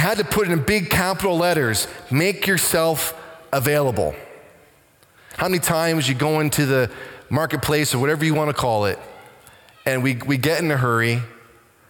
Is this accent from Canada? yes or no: yes; Waterford, Ontario, Canada; Growing up in Waterford, not because we're trying to hide from anybody, majority of the time we would do our shopping and business in Simcoe.